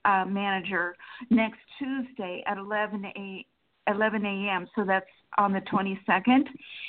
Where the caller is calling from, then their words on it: Sacramento, California, United States; Sacramento, California.